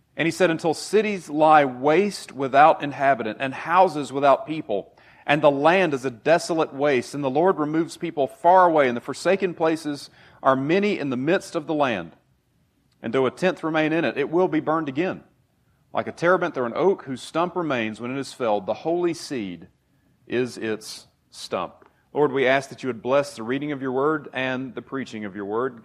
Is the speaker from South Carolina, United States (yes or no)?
yes; Taylors, South Carolina, United States; moved away as an adult; I grew up in Taylor's, so that way a little bit, not too far from here